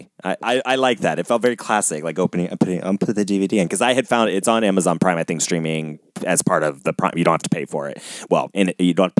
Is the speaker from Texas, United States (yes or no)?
no; Ohio, United States; now in California, United States; I grew up in Ohio